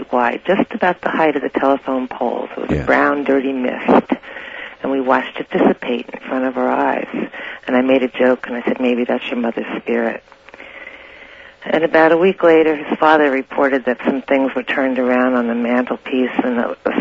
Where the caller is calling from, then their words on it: Santa Rosa, California, United States; I'm calling from Santa Rosa